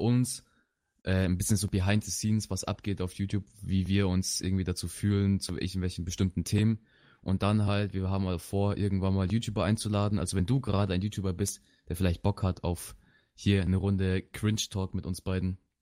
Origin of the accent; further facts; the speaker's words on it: Chile; also born or lived in Bavaria; now in Germany; ich komme aus Südamerika, wenn man das so sagen möchte. aus Chile